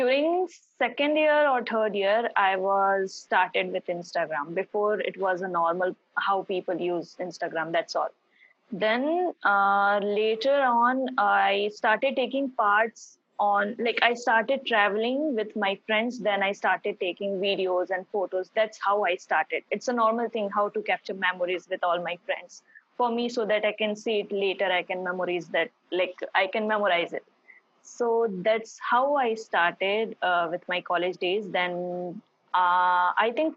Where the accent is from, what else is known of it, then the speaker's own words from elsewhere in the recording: Bhilai, Chhattisgarh, India; also born or lived in Bangalore; I am from Bhilai, Chhattisgarh